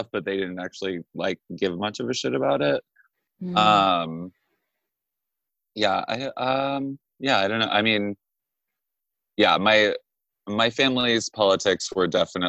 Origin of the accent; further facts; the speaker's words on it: Juneau, Alaska, United States; moved away as an adult; now in New York, United States; I was born in Juneau, Alaska in 1989. and I grew up there my whole life